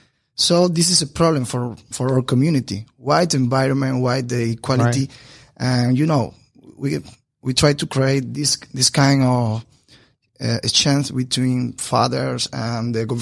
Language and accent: English; Bayamo, Granma, Cuba; English is a second language; moved away as an adult; also born or lived in Santiago de Cuba, Cuba; now in Havana, Cuba; I was born in Bayamo, a small city in the east of Cuba.